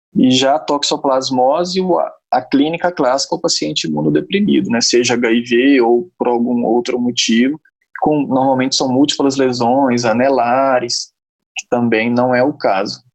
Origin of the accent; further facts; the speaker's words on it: interior of Minas Gerais, Brazil; moved away as an adult; also born or lived in Uberaba / Belo Horizonte; now in São Paulo, Brazil; sou natural do interior de Minas Gerais, uma cidade muito pequena, fiz toda a minha formação médica em Minas